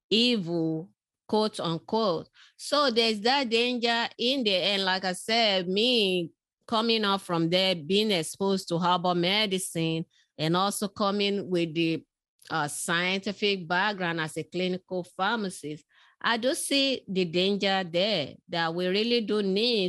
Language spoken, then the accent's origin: English; Nigeria; moved away; I was born in West Africa, in Nigeria, spent early childhood in that community